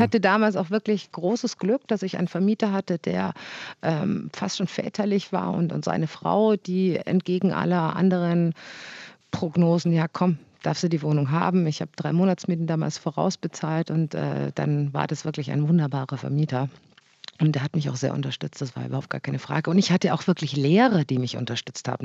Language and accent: German; Augsburg, Bavaria, Germany; meiner Heimatstadt